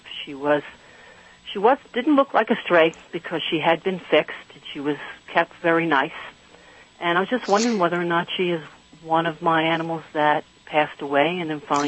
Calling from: Patterson, New York, United States; Patterson, New York.

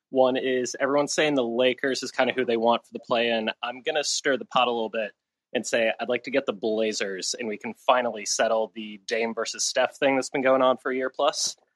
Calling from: Ireland; I'm calling in from Ireland.

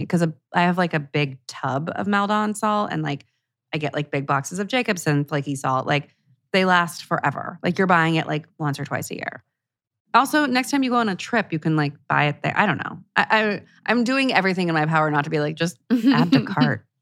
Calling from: Vancouver Island, British Columbia, Canada; I'm calling from Vancouver Island in Canada.

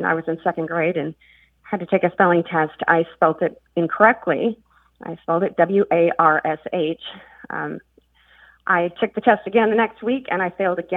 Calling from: Frankfort, Kentucky, United States; I'm calling from Frankfort, Kentucky

